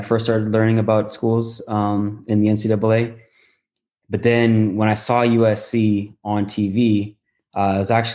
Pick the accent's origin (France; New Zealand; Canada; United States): Canada; Toronto, Ontario; moved away as an adult; also born or lived in Southern California; I'm a guy from Toronto